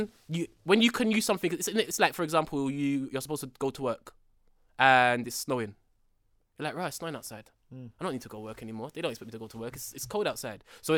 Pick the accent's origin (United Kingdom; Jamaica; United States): United Kingdom; London; I'm from Tottenham.